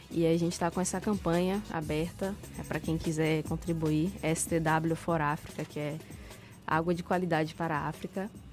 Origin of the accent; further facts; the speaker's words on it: Salvador, Bahia, Brazil; apesar de eu ser nascido e criado em Salvador